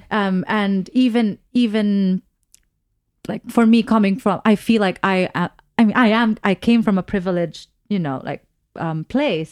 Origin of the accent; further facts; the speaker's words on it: Philippines; moved away as an adult; I am Filipina.